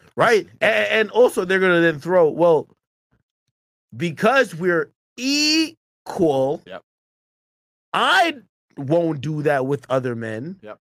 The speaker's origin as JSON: {"language": "English", "country": "Jamaica", "tie": "born or raised there", "moved": "yes", "lives_now": "United States", "said": "wasn't born in the United States. I was born in Jamaica."}